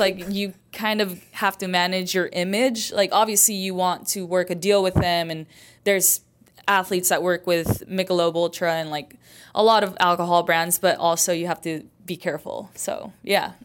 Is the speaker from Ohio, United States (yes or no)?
no; Idaho, United States; moved away as an adult; also born or lived in Chicago / Mexico; now in Houston, United States; I grew up in Idaho.